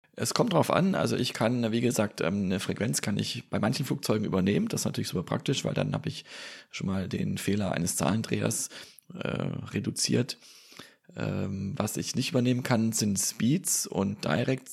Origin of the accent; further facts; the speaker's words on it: Stuttgart area, Baden-Württemberg, Germany; now in Bergstraße, Germany; meine alte Heimat, den Stuttgarter Raum